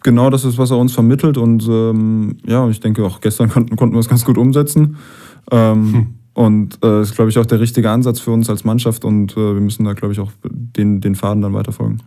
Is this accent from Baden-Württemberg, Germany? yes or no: yes; Heidelberg, Baden-Württemberg, Germany; wir sind beide Heidelberger